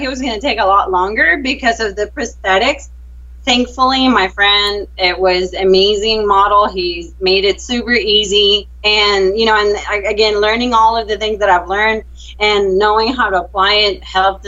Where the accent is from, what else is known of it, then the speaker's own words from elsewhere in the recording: Venezuela; moved away as an adult; now in Texas, United States; Well, I am originally from Venezuela. I've been here in the U.S. for 10 years